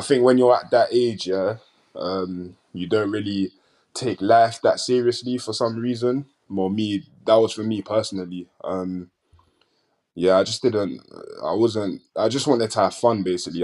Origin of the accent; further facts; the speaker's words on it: London, United Kingdom; I'm from South London